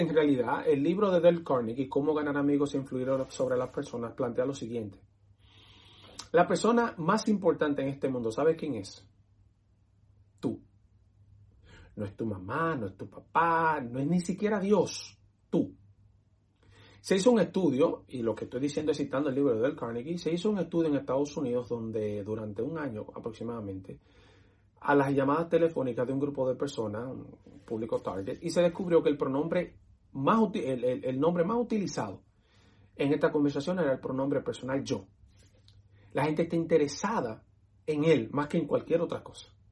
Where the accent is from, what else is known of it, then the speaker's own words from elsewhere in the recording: Dominican Republic; moved away as an adult; now in United States; soy dominicano